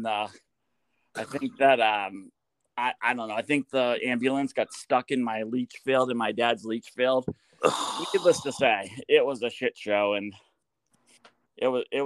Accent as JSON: {"language": "English", "town": "Portsmouth", "region": "New Hampshire", "country": "United States", "tie": "born or raised there", "also_born_or_lived": "Greenland, New Hampshire", "moved": "as an adult", "lives_now": "Portland, United States", "said": "I live in Portland, like near Portland now. I'm from Portsmouth"}